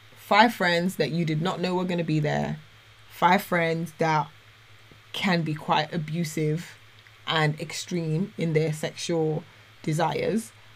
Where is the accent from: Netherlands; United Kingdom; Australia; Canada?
United Kingdom; London; moved away; also born or lived in Dubai; as a Londoner